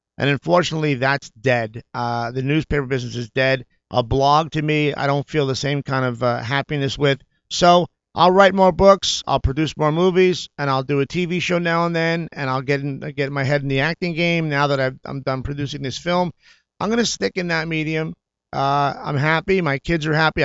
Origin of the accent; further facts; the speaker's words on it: New York, United States; moved away as an adult; now in Los Angeles, United States; my growing up in New York